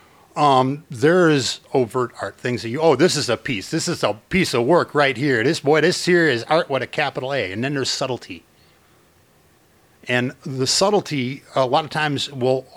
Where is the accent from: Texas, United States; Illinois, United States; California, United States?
Illinois, United States; Chicago; I'm from Chicago, we used to go to the Art Institute every 3 days for field trips